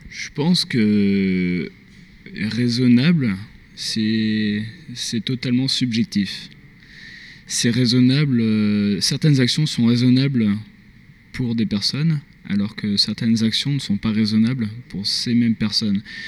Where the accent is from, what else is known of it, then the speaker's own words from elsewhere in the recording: Grenoble, Auvergne-Rhône-Alpes, France; moved away as an adult; now in Montreal, Canada; je suis français, je viens de Grenoble